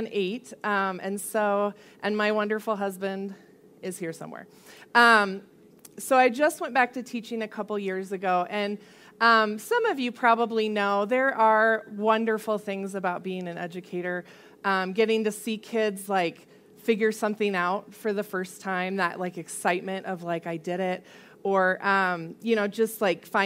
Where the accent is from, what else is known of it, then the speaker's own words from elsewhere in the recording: Colorado Springs, Colorado, United States; I grew up mostly here in Colorado Springs